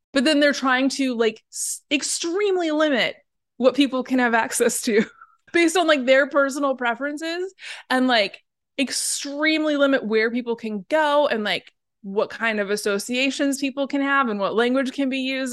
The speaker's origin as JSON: {"language": "English", "town": "Portland", "region": "Oregon", "country": "United States", "said": "I'm from Portland"}